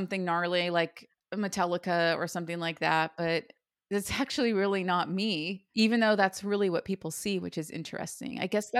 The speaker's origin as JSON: {"language": "English", "town": "Ojai", "region": "California", "country": "United States", "tie": "born or raised there", "said": "Like living in Ojai and growing up, it used to rain every winter and it would snow."}